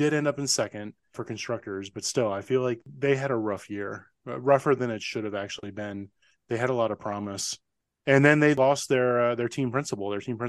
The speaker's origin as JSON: {"language": "English", "country": "United States", "said": "as an American citizen"}